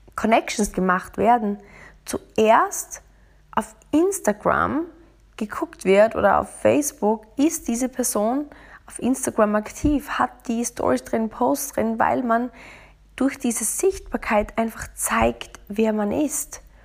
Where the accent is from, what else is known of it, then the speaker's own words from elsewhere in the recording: Austria; now in Munich, Germany; bei uns in Österreich